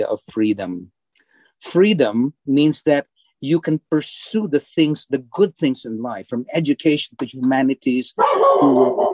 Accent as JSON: {"language": "English", "country": "Philippines", "tie": "born or raised there", "moved": "as an adult", "lives_now": "Bourbonnais, United States", "said": "as I was growing up in the Philippines"}